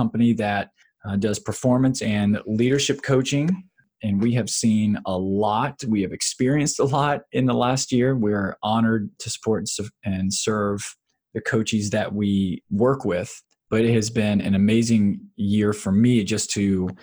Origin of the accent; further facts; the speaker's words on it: Florida, United States; now in Virginia, United States; I'm from the South. I grew up in Florida and I reside here in Virginia as well